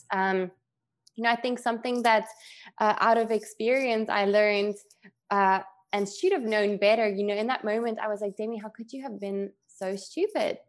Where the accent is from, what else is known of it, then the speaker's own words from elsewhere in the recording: South Africa; moved away; growing up in South Africa